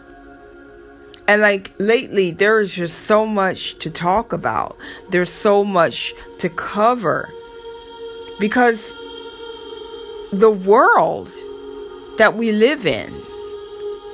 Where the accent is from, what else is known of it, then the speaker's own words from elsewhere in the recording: Florida, United States; my family in Florida, that's where I'm from. Everybody know I'm from Florida